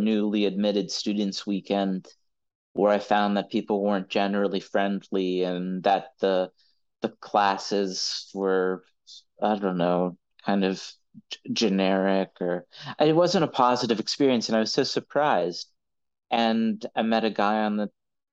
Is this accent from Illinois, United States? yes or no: no; Pittsburgh, Pennsylvania, United States; my hometown of Pittsburgh